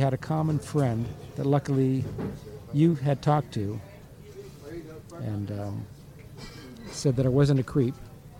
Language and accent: English; Maryland, United States; also born or lived in Florida; Kind of from Maryland, but we also have a house down here.